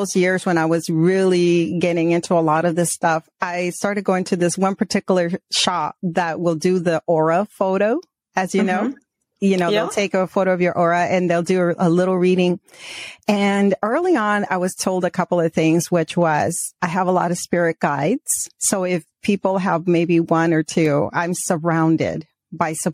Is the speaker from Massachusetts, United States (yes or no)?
no; Arizona, United States; also born or lived in Mexico; we migrated when I was a child from Mexico to the States, to Arizona. And then when, you know, growing up, my father always took us up north to Prescott, to Flagstaff, to camp